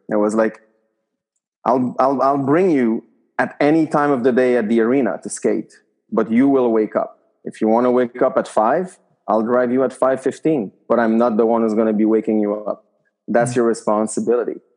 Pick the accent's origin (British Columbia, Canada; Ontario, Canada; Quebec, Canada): Quebec, Canada; Quebec City; I was from Quebec City